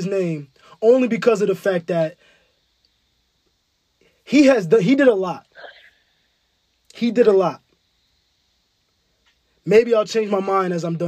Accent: New York City, New York, United States; also born or lived in Ghana; I'm from Bed-Stuy.

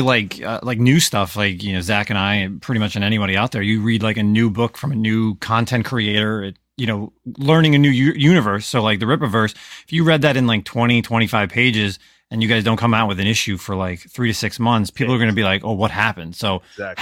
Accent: New Jersey, United States; I'm from New Jersey. I'm from the, like the '90s, you know, New Jersey, New York hardcore, scene

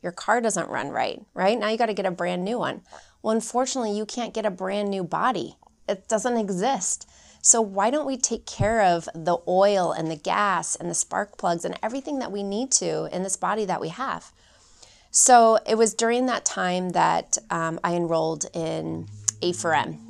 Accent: Phoenix, Arizona, United States; I'm originally from Phoenix, Arizona

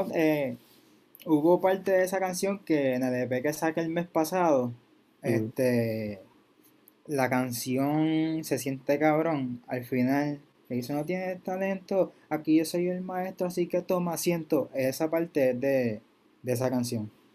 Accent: Bayamón, Puerto Rico; soy de Bayamón

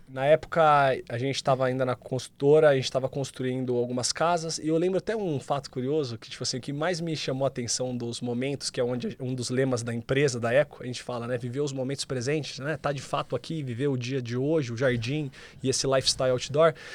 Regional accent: interior of São Paulo, Brazil; eu sou do interior de São Paulo

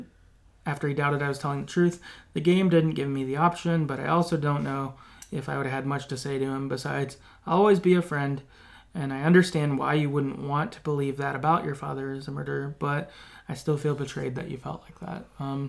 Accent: Salem, United States; Also, I live in Salem. So in my head, that's where they ended up. I had to represent my hometown.

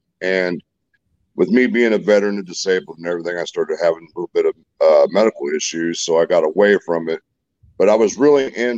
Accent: Indianapolis, Indiana, United States; now in Greenwood, United States; I'm originally from Indianapolis, Indiana, but I live here in Greenwood, Indiana

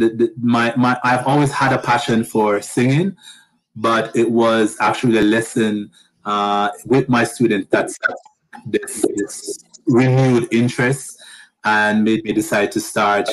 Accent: Jamaica; moved away as an adult; also born or lived in United States; now in Canada; But I'm originally from Jamaica.

